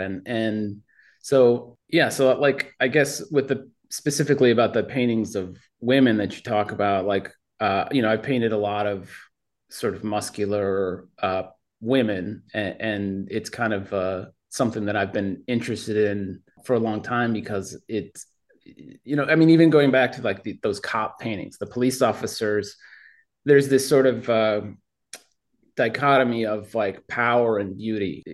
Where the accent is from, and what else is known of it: Minneapolis, Minnesota, United States; born or raised there